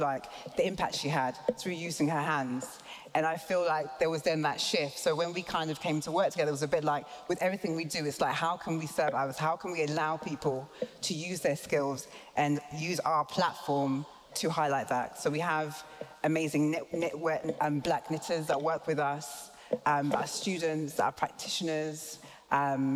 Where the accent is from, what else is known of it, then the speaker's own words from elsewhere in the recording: British born, England, United Kingdom; us being British born, us also being Ghanaian